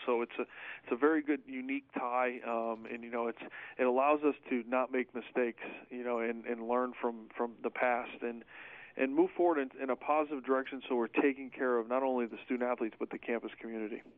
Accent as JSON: {"language": "English", "town": "Syracuse", "region": "New York", "country": "United States", "tie": "born or raised there", "moved": "as an adult", "said": "I'm originally from from the Syracuse, New York area. Uh, born and raised in New York"}